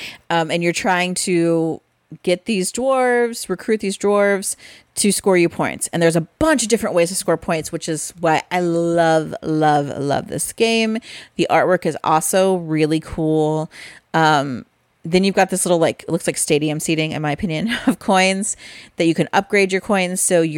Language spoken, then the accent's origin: English; Midwest, United States; it's because we're from the Midwest.